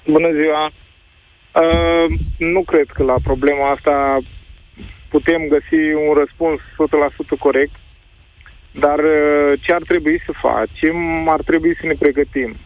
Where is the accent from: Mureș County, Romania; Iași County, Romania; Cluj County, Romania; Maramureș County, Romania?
Iași County, Romania; Iași; sunt din Iași